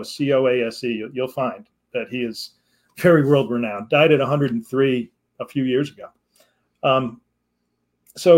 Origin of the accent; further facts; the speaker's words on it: Connecticut, United States; now in Massachusetts, United States; I grew up in Connecticut, which is only 2 hours from Massachusetts